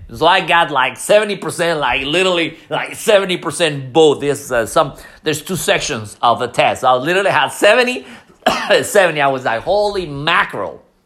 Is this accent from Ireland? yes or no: no; Mexico City, Mexico; English is a second language; moved away; I'm you know from Mexico City